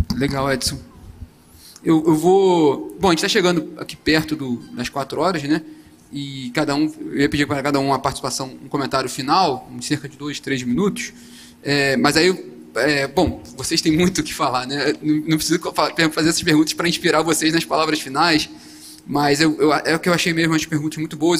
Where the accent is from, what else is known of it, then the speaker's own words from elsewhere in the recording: Nova Friburgo, Rio de Janeiro, Brazil; eu sou de Nova Friburgo, do interior do Rio. Passei por várias. Passei pela, pela enchente de 2011